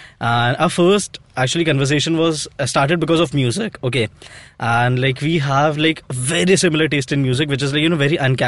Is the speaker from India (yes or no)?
yes; Ahmedabad, Gujarat, India; moved away as an adult; now in Mumbai, India; I'm not from Mumbai. I am from Ahmedabad.